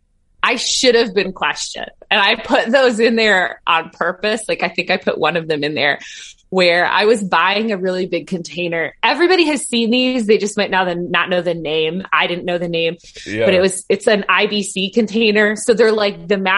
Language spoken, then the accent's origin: English; Detroit, Michigan, United States; now in North Carolina, United States; I'm actually originally from Detroit, so I didn't grow up here